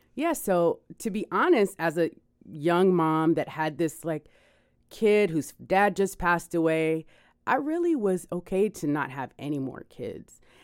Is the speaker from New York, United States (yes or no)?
no; Miami, Florida, United States; I am from Miami